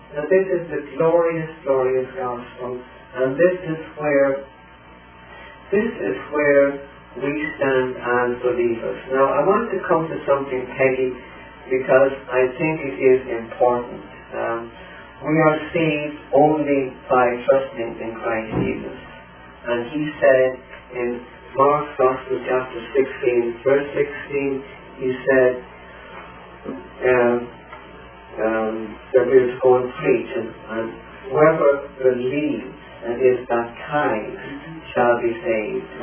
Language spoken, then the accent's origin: English; Ireland; now in United States; my father was in that uprising, and my background is the old IRA.